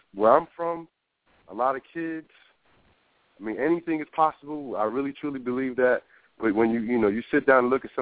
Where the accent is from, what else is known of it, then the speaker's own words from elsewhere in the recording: New Brunswick, New Jersey, United States; moved away; also born or lived in Tampa, Florida; New Brunswick, New Jersey. It's my hometown when I went to high school.